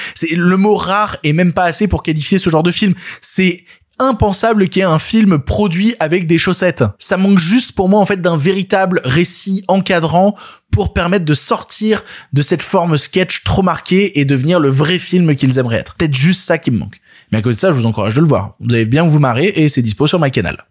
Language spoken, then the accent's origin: French; Lyon, Auvergne-Rhône-Alpes, France; je suis lyonnais, c'est-à-dire quand j'étais gamin, j'allais voir le théâtre de Guignol, donc j'ai grandi avec ces, figures de la marionnette